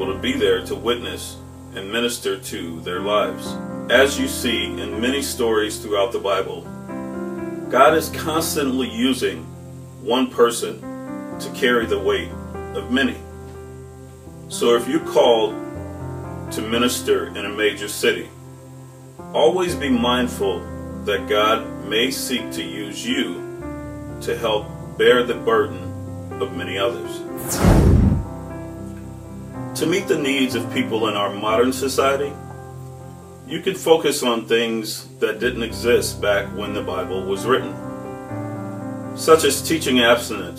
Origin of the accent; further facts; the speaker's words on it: Chicago, Illinois, United States; moved away as an adult; now in Minnesota, United States; I grew up in the Inglewood community of Chicago